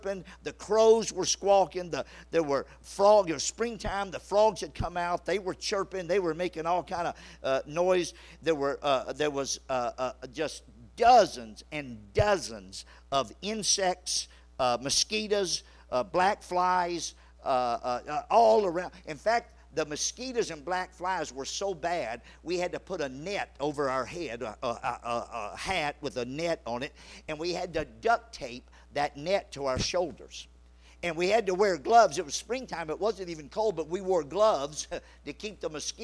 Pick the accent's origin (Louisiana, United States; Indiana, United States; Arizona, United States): Louisiana, United States; I grew up in Louisiana